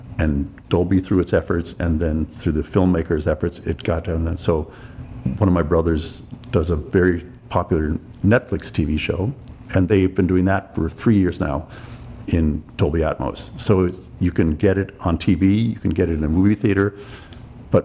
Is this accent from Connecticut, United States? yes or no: yes; Greenwich, Connecticut, United States; also born or lived in New York; I grew up in Greenwich, Connecticut. I was born in New York, but I had a big family, so we lived in the suburbs.